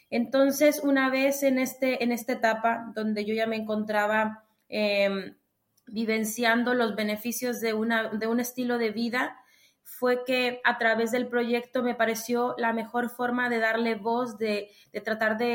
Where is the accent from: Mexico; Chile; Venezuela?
Mexico; moved away as an adult; also born or lived in Granada, Spain; yo soy mexicana.